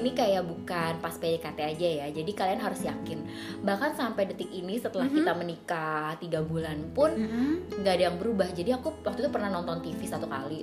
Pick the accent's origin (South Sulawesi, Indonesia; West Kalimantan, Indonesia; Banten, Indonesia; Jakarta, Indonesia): Banten, Indonesia; Tangerang; kita warga Tangerang